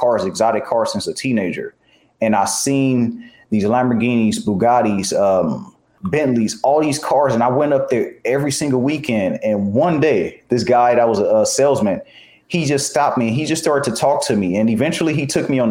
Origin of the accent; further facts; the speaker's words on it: Los Angeles, California, United States; I grew up in the section of Los Angeles called Watts.